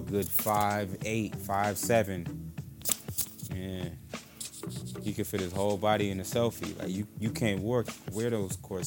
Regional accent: Vallejo, California, United States; I'm from the Bay Area, California, Vallejo

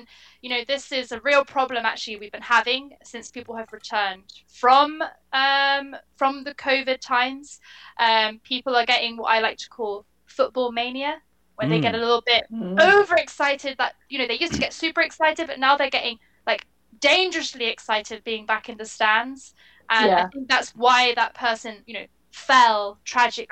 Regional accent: England, United Kingdom; being English myself

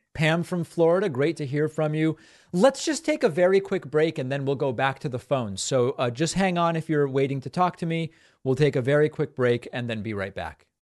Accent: Argentina; moved away; also born or lived in Western Massachusetts; I'm from Argentina

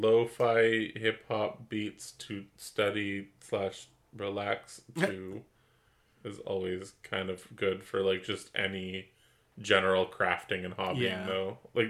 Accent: Canada; I'm just from Canada, eh?

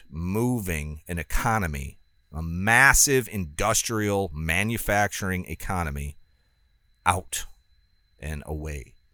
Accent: United States; it's not just because I'm an American industrialist now

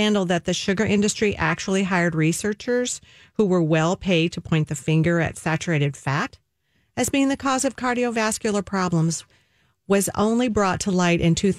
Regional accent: the South, United States; That right there is sad as a Southerner, I got to tell you.

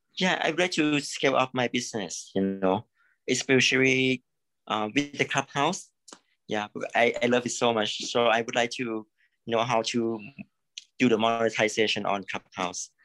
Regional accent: Thailand; I'm from Thailand. Actually, I'm from Thailand

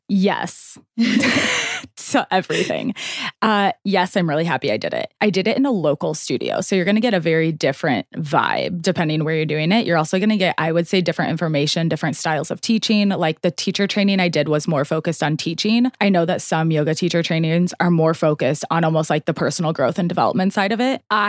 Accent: St. Louis, Missouri, United States; I was born and raised in St. Louis.

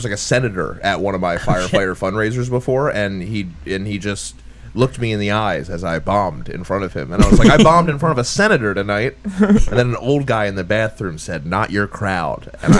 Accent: New Jersey, United States; I'm from Jersey. You're from Jersey.

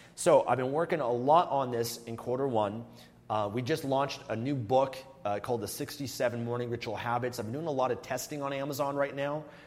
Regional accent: Canada; moved away as an adult; I became a non resident of Canada in 2018

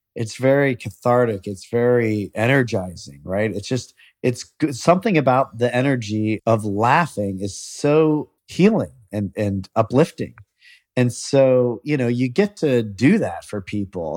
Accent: Columbus, Ohio, United States; I'm from Columbus

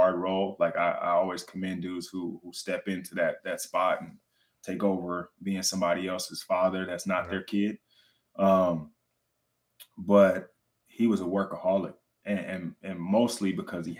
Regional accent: Richmond, California, United States; also born or lived in Oakland, California; I was born in Oakland, California, but raised in Richmond, California

